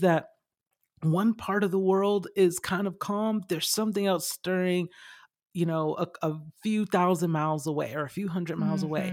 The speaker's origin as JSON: {"language": "English", "town": "Lithonia", "region": "Georgia", "country": "United States", "tie": "born or raised there", "said": "I grew up in Stowe Mountain in Lithonia, Georgia"}